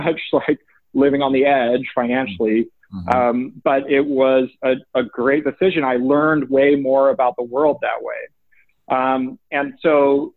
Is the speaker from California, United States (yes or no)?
yes; Oakland, California, United States; I happened to grow up in the Bay Area in Oakland